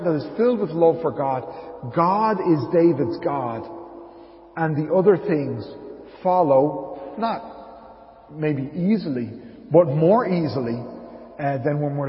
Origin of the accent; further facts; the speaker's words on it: Dublin, Leinster, Ireland; moved away as an adult; also born or lived in Arklow; when we first moved to Arklow back in 2008, and I was from Dublin.